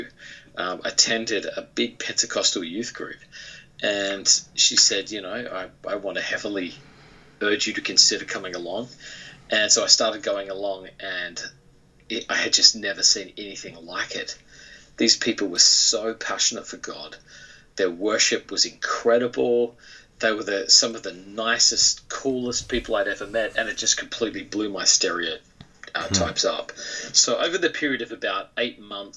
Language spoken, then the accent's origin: English; Australia; moved away as an adult; now in United States; my childhood in Australia was a very, very typical, I think, Australian childhood.